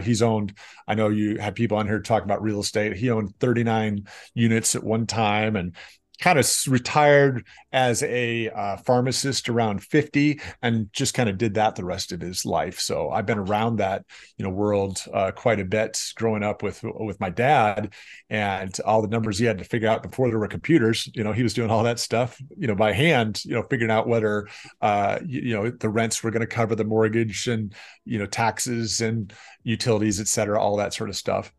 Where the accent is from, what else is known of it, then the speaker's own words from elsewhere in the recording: Rock Island, Illinois, United States; also born or lived in Chicago, Illinois / Davenport, Iowa; my hometown, the Quad Cities